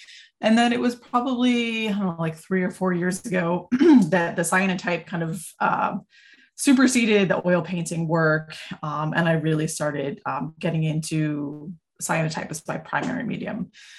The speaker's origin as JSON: {"language": "English", "region": "New England", "country": "United States", "tie": "born or raised there", "also_born_or_lived": "Vermont", "lives_now": "Hudson Valley, United States", "said": "I'm a visual artist. I work in many different mediums. I was born in Vermont and grew up kind of all over New England."}